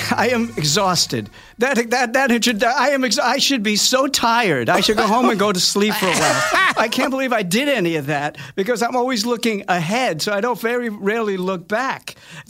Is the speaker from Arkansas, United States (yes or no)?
no; New York City, New York, United States; Both parents were Napolitan. They both. My dad sang a little bit. I grew up in Staten Island. It's like 80% Italian